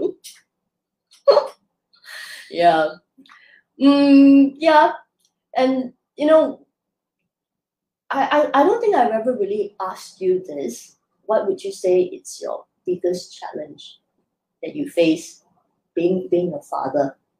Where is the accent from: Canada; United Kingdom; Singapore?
Singapore; being Chinese Singaporean, I just grew up within my community.